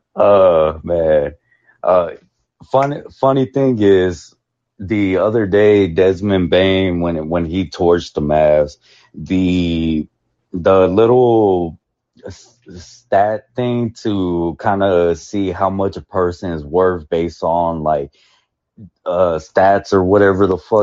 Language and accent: English; Dallas, Texas, United States; I'm a person from Oak Cliff